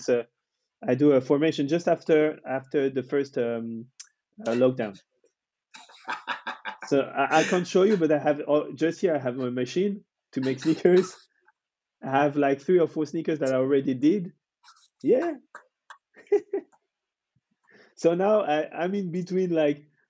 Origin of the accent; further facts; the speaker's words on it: France; moved away as an adult; also born or lived in London; when I moved from France and I came back